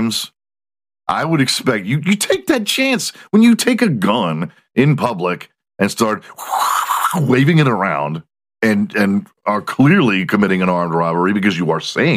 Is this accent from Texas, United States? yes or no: yes; Houston, Texas, United States; Houston, my hometown